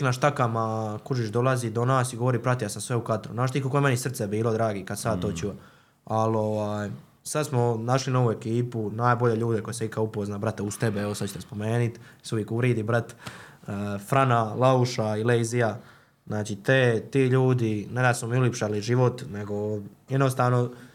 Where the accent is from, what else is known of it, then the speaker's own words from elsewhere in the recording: Croatia; also born or lived in Zagreb; kod nas u Hrvatskoj